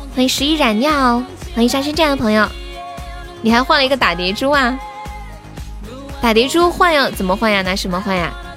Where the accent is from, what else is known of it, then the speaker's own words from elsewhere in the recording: Sichuan, China; moved away; 我是四川的